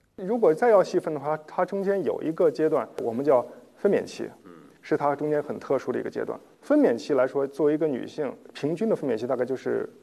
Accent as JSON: {"language": "Chinese", "country": "China", "said": "我们中国人的饮食结构其实还是有一定问题的"}